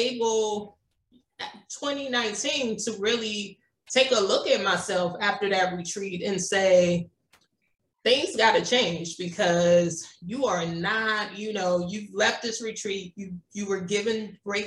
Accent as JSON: {"language": "English", "town": "Jonesboro", "region": "Louisiana", "country": "United States", "tie": "born or raised there", "said": "I grew up in a small town in Louisiana. It's called Jonesboro."}